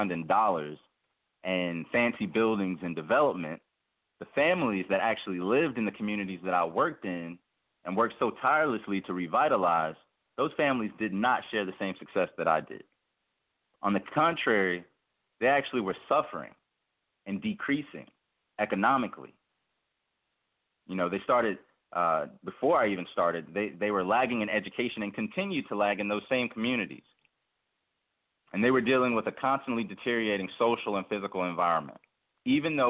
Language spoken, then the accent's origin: English; Memphis, Tennessee, United States; I was born in Memphis, Tennessee